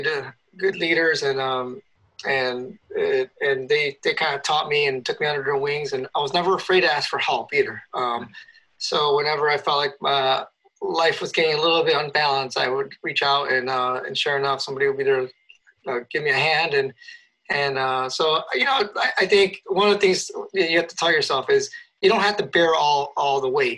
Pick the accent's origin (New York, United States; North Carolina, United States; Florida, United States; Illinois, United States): Illinois, United States; Chicago; moved away as an adult; also born or lived in Boulder, Colorado; Chicago, my hometown